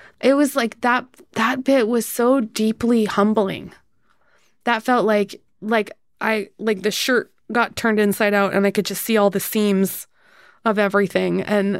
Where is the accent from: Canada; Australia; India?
Canada; because I grew up in Canada